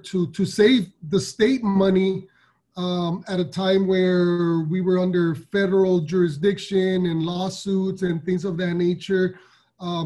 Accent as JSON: {"language": "English", "town": "Los Angeles", "region": "California", "country": "United States", "tie": "born or raised there", "said": "I'm from South Central Los Angeles, born and raised in still live out here"}